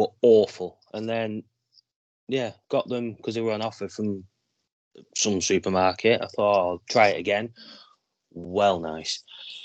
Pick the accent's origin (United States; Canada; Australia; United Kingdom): United Kingdom; the North, the north of England; we're from North. We like pies